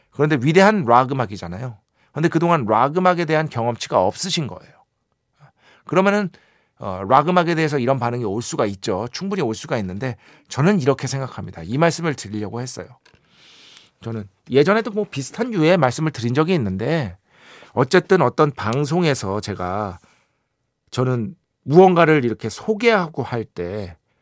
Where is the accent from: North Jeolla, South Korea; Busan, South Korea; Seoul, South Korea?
Seoul, South Korea; 서울 사람인데